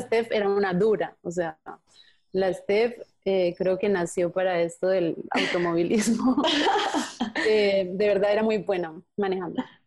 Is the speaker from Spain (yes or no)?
no; Andean region, Colombia; desde chiquita yo decía, ay, yo por qué no hablo así como los costeños, me encantaba cómo hablan los costeños en Colombia